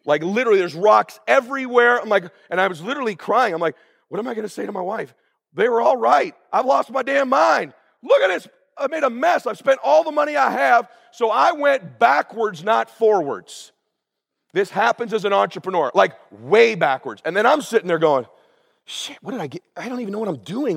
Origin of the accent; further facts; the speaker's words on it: Pomona, California, United States; moved away as an adult; also born or lived in Coeur d'Alene, Idaho; now in Laguna Beach, United States; we grew up in Pomona